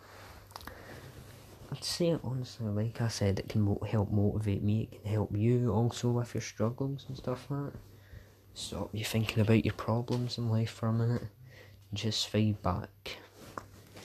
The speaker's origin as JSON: {"language": "English", "region": "Scotland", "country": "United Kingdom", "said": "I'm Scottish"}